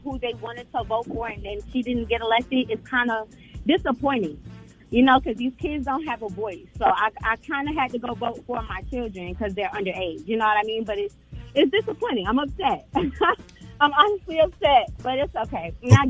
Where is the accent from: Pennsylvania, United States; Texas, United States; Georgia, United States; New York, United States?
Georgia, United States; McDonough; I'm from McDonough.